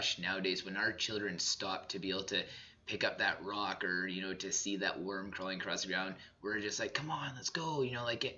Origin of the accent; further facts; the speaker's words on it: Southern Alberta, Canada; growing up in Southern Alberta myself